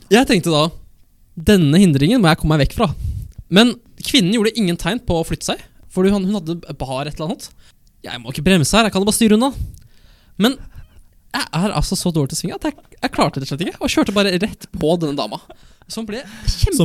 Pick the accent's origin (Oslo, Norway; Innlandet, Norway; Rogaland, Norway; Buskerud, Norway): Innlandet, Norway; Elverum; Jeg er fra Sørskogbygda i Elverum